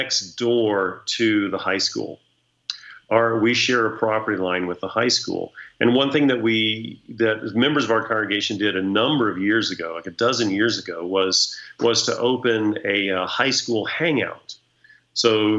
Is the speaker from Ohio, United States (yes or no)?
no; Texas, United States; moved away as an adult; also born or lived in Central California; now in Grass Valley, United States; I am a born and bred Texan